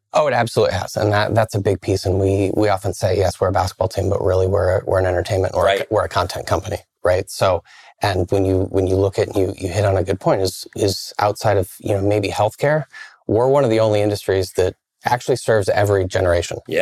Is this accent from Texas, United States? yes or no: no; Iowa, United States; now in Milwaukee, United States; I grew up in the Midwest, grew up in Iowa